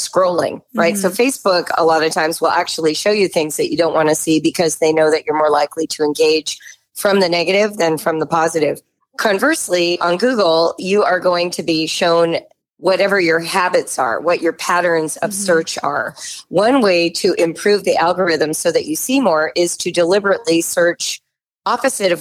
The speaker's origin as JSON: {"language": "English", "region": "Southern California", "country": "United States", "tie": "born or raised there", "said": "I was growing up in Southern California in the 1960s and 70s."}